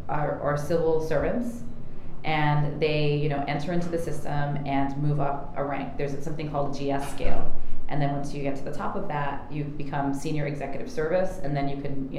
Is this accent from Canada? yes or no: no; New York, United States; especially growing up in New York. We have our own ecosystem bubble here